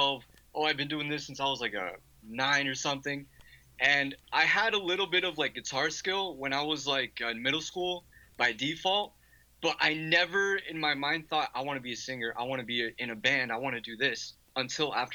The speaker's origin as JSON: {"language": "English", "town": "Miami", "region": "Florida", "country": "United States", "tie": "born or raised there", "said": "growing up in Miami"}